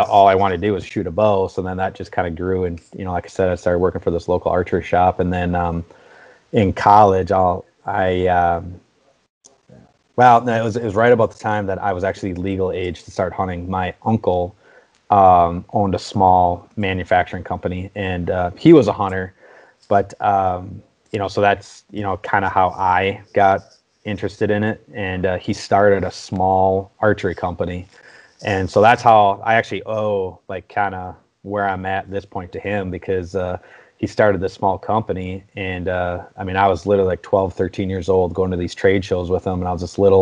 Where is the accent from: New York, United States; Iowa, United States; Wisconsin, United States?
Wisconsin, United States; I'm born and raised in Wisconsin